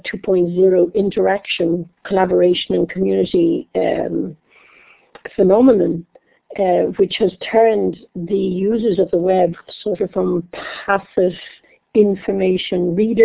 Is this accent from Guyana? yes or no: no; Dublin, Leinster, Ireland; moved away; I'm Irish. I forgot to say that. I come from Dublin in Ireland